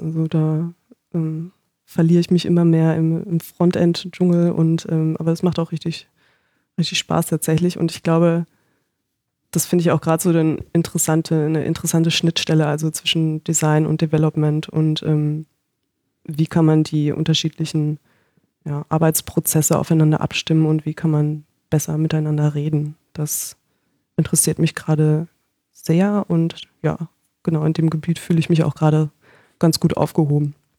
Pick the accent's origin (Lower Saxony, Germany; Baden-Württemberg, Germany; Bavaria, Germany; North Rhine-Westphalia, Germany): North Rhine-Westphalia, Germany; Paderborn; moved away as an adult; also born or lived in Konstanz; now in Berlin, Germany; ich komme aus Paderborn